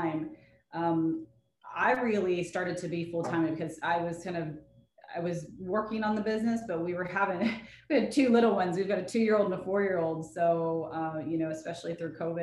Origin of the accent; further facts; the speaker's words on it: Parkersburg, West Virginia, United States; I'm from Parkersburg